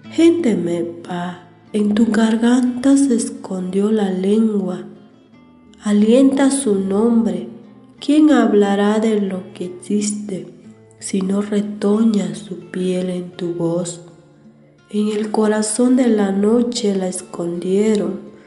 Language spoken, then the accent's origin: Spanish; Santa Cruz del Rincón, Guerrero, Mexico; first language Mè'phàà (Tlapanec); Spanish is a second language; originaria de la comunidad de Santa Cruz El Ringón, municipio de Malinaltepet Guerrero